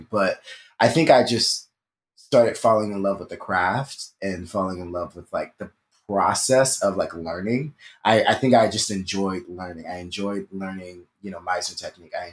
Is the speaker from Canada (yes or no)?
no; Philadelphia, Pennsylvania, United States; so I'm from okay. Philadelphia, from Philly.